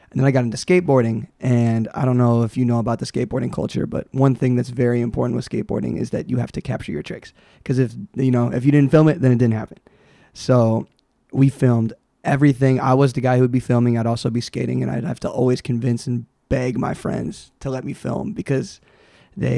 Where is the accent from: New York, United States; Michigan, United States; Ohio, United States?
Michigan, United States; Pontiac; also born or lived in Rochester Hills, Michigan / Hazel Park, Michigan; I was born in Michigan